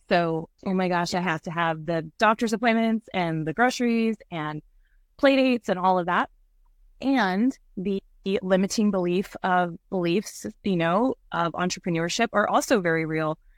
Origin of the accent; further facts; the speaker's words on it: Santa Cruz, California, United States; moved away; I'm from Santa Cruz, California, and I had a very big, beautiful life there